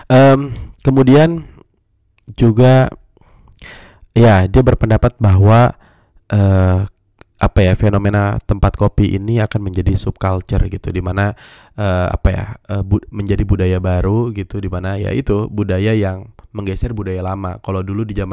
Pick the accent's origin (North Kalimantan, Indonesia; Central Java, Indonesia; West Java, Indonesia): West Java, Indonesia; emang orang Sunda gue tapi banyak yang nggak percaya kalau gue orang Sunda gue disangka orang Sumatera disangka orang Medan gitu ya karena ngomong gue selalu menyesuaikan